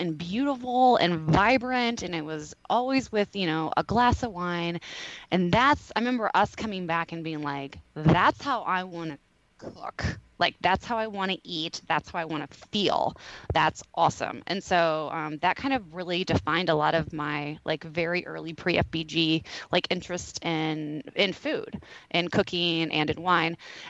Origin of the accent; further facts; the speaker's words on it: Kansas City, United States; my hometown of Kansas City